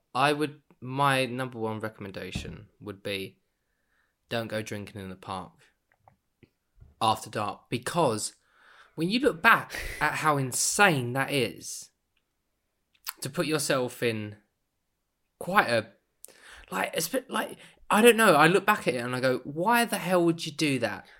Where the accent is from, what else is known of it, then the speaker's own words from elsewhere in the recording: United Kingdom; as a Brit